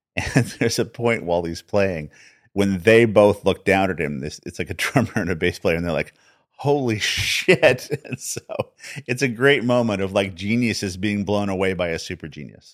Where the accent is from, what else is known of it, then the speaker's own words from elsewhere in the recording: Albuquerque, New Mexico, United States; I was born in New Mexico. born in Albuquerque, New Mexico.